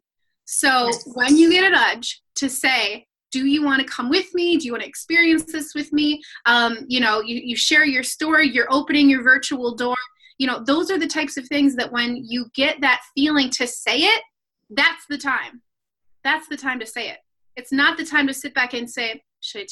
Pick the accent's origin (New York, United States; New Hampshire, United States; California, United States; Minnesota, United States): Minnesota, United States; I'm from Minnesota, land of 10,000 lakes